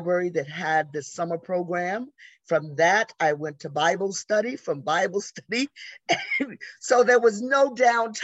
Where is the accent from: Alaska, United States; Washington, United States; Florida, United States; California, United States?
Florida, United States; Jacksonville; moved away as an adult; also born or lived in Atlanta; now in New York, United States; I grew up in Jacksonville, Florida